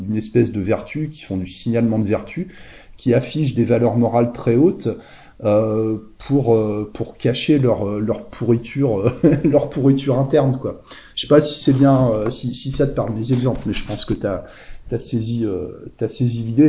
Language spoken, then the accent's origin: French; Le Havre, Normandy, France; ça me rappelle mon enfance en fait. Je, suis né, je suis né au Havre en Normandie